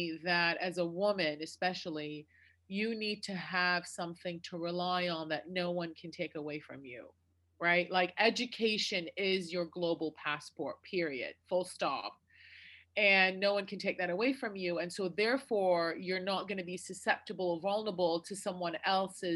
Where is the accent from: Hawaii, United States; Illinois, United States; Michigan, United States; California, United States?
Michigan, United States; Detroit; also born or lived in Iraq; I grew up in near Detroit, Michigan.